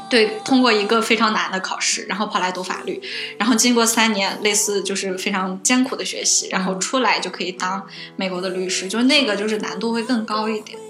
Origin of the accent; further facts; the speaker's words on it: China; 我就是国，中国的留学生嗯。然后我已经在国内学过相关的法律知识了